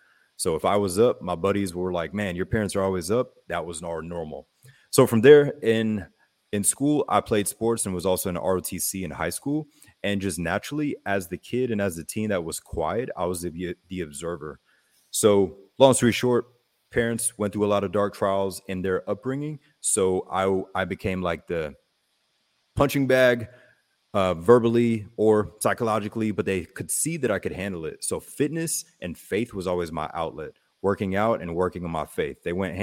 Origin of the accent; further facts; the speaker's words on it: Germany; And my mother was German, or my mother is German. We grew up in Germany.